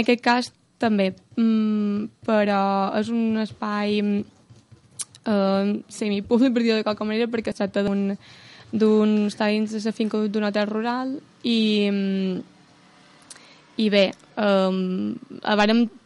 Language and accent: Catalan; Muro, Balearic Islands, Spain; com a morera